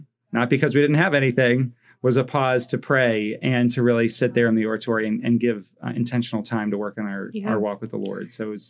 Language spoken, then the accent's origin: English; East Coast, United States; now in Fort Wayne, United States; one of the things I love about living in Fort Wayne, I grew up on the East Coast.